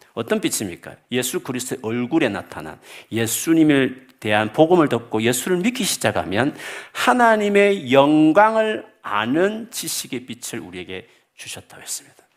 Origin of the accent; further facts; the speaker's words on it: South Korea; now in United Kingdom; 우리가 한기, 한국인으로서 영국에 살다 보면